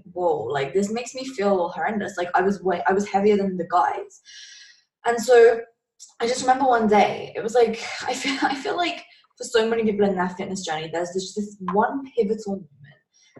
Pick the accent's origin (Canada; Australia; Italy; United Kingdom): United Kingdom; England; I'm from England